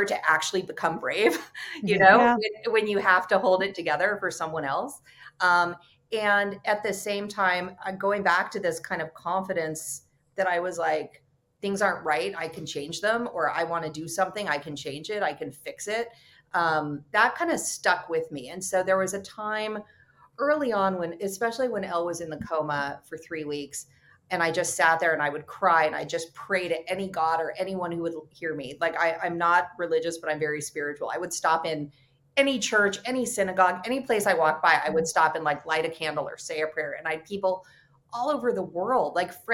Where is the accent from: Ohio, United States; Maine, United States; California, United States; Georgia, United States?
California, United States; moved away; also born or lived in New York; I'm from California